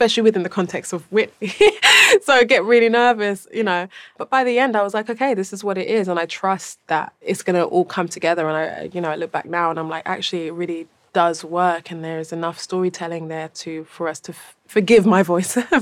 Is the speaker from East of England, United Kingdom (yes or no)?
no; London, United Kingdom; I'm from London. I think it's very, like, I think I have a very London perspective on the world